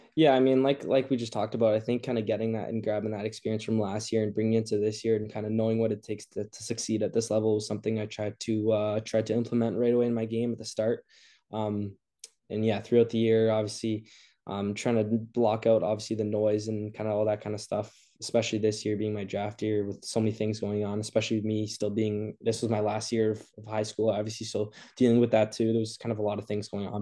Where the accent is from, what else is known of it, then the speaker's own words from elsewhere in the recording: Montreal, Quebec, Canada; I'm from Montreal